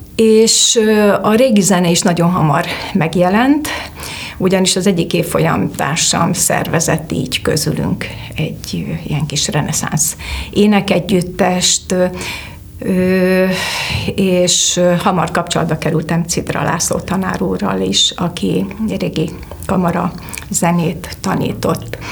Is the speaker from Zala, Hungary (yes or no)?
no; Debrecen, Hajdú-Bihar, Hungary; moved away as an adult; now in Budapest, Hungary; Debrecenben a Péter Fia úti énekzenetagozatos általános iskolába jártam